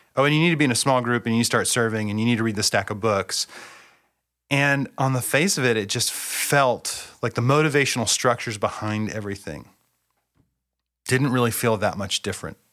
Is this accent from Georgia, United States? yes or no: no; Bellingham, Washington, United States; I grew up in Bellingham, Washington. I've lived in the Pacific Northwest my entire life.